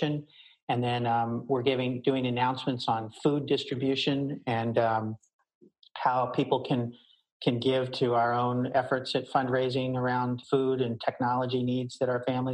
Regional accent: Baltimore, Maryland, United States; I grew up in Baltimore

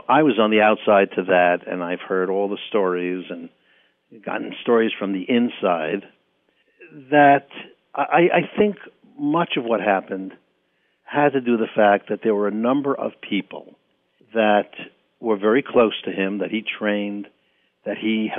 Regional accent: Bronx, New York, United States; I know I grew up in the Bronx, and it took me a long time to get rid of the accent I had.

